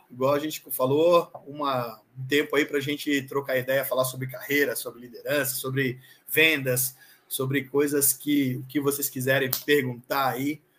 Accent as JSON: {"language": "Portuguese", "town": "Florianópolis", "region": "Santa Catarina", "country": "Brazil", "said": "Cara, eu sou, como você falou, sou catarinense, sou de Floripa."}